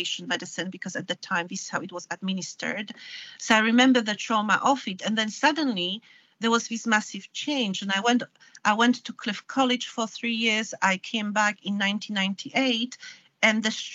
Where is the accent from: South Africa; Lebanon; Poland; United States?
Poland; moved away as an adult; now in United Kingdom; I was born in Poland and I grew up in communism